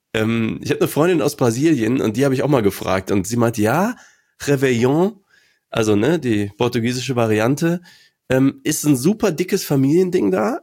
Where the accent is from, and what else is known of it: Aachen, North Rhine-Westphalia, Germany; born or raised there